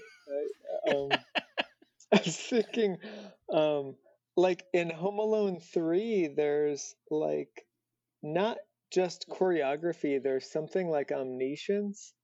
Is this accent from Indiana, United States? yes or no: yes; Indiana, United States; moved away as an adult; also born or lived in California; I was like from Indiana